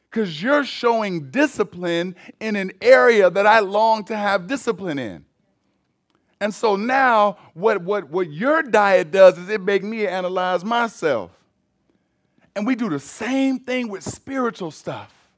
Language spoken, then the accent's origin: English; United States; Americans, we